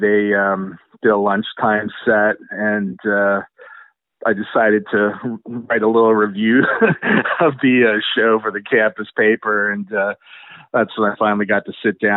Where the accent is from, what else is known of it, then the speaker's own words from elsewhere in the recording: Kitchener, Ontario, Canada; we're both from Kitchener-Waterloo